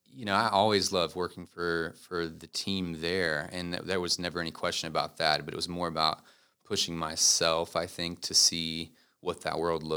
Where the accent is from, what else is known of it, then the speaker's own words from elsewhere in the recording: Concord, North Carolina, United States; I'm actually from Concord, North Carolina. Okay. It's about 20 minutes out. So born and raised there.